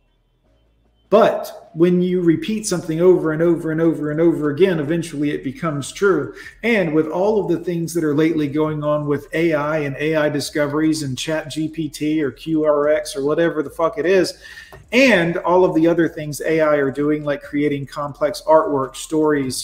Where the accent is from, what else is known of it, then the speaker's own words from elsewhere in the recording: United States; I'm American as apple pie.